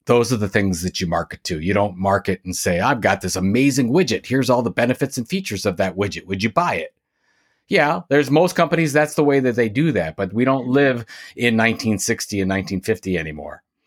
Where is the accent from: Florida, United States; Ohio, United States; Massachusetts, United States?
Ohio, United States; Sandusky; now in Cleveland, United States; I'm from Sandusky, Ohio, which is about an hour west of Cleveland. I live in Cleveland, Ohio today